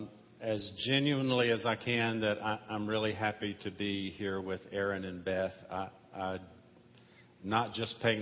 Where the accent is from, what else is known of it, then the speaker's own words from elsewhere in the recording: Mississippi, United States; I was born and raised in Mississippi